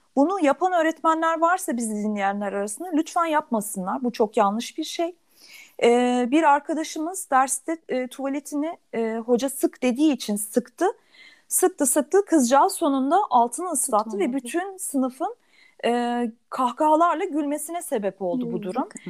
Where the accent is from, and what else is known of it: Turkey; born or raised there; also born or lived in Germany